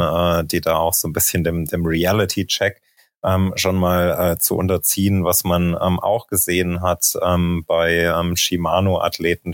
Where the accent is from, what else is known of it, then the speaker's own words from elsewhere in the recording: Thuringia, Germany; moved away as an adult; also born or lived in Leipzig / Berlin / Munich; now in Girona, Spain; bin aufgewachsen in Thüringen